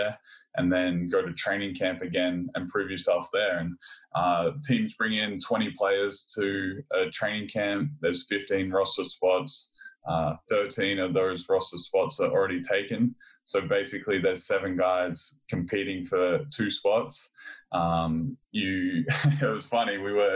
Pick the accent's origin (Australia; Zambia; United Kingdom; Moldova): Australia; moved away as an adult; also born or lived in California; I grew up in Australia in a small country town. I moved away from home when I was 16 to go to the Australian Institute of Sport